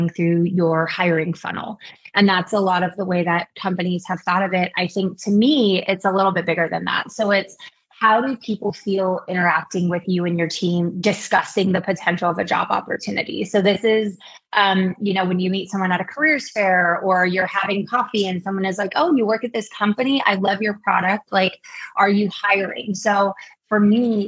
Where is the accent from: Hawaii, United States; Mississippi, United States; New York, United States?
Hawaii, United States; Kailua; moved away as an adult; also born or lived in Los Angeles; now in Bay Area, United States; I'm actually from Kailua, Hawaii